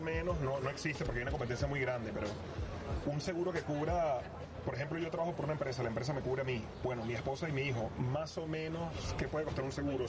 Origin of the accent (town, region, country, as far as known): Venezuela; moved away